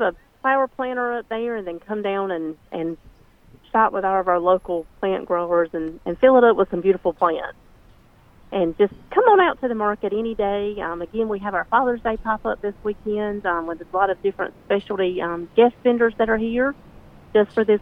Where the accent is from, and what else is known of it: Benson, North Carolina, United States; born or raised there